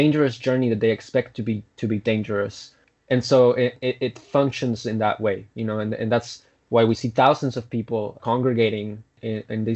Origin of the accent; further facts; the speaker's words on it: Guatemala; moved away as an adult; now in San Francisco, United States; I grew up in Central America, in Guatemala, and now I'm here.